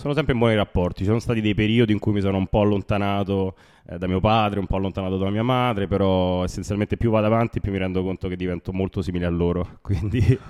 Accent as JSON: {"language": "Italian", "town": "Rome", "region": "Lazio", "country": "Italy", "tie": "born or raised there", "said": "le origini ovviamente sono di Roma"}